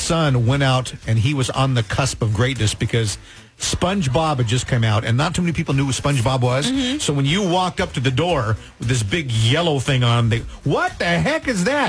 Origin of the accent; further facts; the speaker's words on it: Healdsburg, California, United States; I grew up in Healdsburg, and we didn't have very much money. We lived off Powell Street there.